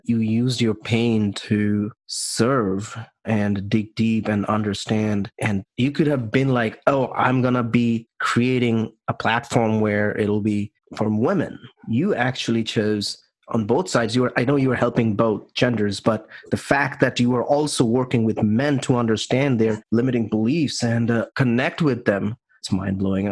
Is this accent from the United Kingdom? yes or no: no; India; I'm from India